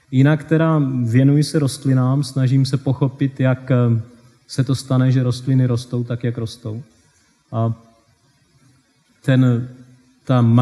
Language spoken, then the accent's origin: Czech; South Moravian Region, Czechia; moved away; jak jsem se z Česka dostal do tohoto blázince, jednoduše řečeno. A, takže toto je můj krátký životopis. Taky malá vesnice, e, ne úplně malá, v tom, na té Jižní Moravě ty vesnice jsou velké celkem, má nějakých 400 domů.